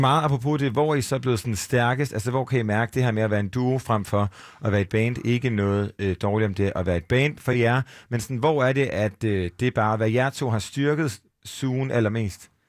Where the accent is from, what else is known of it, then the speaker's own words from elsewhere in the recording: Aarhus, Central Denmark Region, Denmark; vi er jo fra Aarhus, alle tre